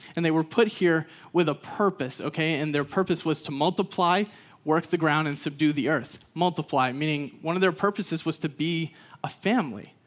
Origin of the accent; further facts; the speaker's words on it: Texas, United States; I grew up in Texas